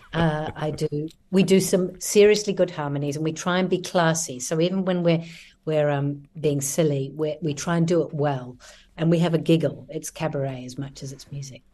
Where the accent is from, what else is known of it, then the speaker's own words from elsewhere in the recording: New Zealand; moved away as an adult; also born or lived in Christchurch, New Zealand / London, United Kingdom; now in Barcelona, Spain; there's an interesting mixture of Kiwis here. We're a t, small group